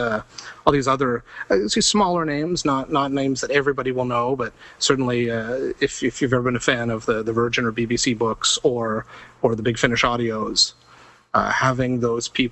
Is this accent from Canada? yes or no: yes; Toronto, Ontario, Canada; I'm from Toronto. I'm in Los Angeles.